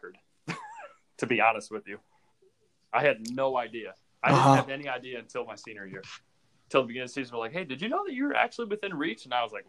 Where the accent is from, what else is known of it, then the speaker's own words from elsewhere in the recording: Ohio, United States; growing up in Ohio as a Buckeye fan